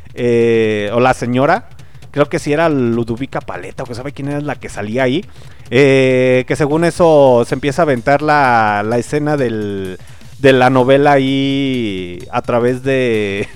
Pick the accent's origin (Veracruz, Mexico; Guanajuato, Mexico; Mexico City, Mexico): Guanajuato, Mexico; León; las personas que somos de aquí de León, Guanajuato